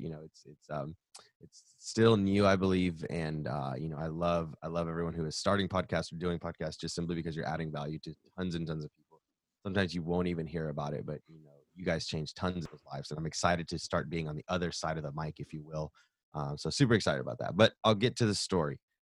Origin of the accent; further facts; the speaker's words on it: the South, United States; I'm born and raised in the South